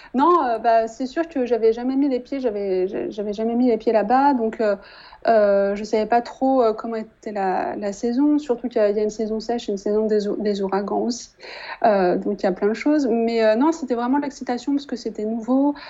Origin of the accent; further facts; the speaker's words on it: Annecy, Auvergne-Rhône-Alpes, France; moved away as an adult; also born or lived in Saint-Barthélemy; now in Quebec City, Canada; je suis originaire de Haute-Savoie, euh, de la petite ville d'Annecy